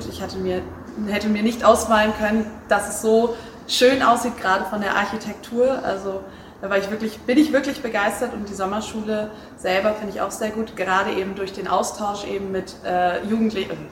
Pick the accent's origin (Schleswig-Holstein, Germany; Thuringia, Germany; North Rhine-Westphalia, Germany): North Rhine-Westphalia, Germany; Ich komme aus der Nähe von Bielefeld, das ist in Deutschland